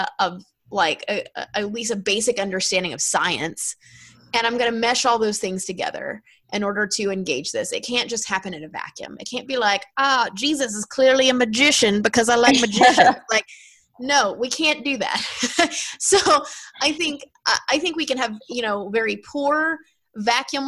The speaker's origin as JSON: {"language": "English", "country": "United States", "said": "as an American"}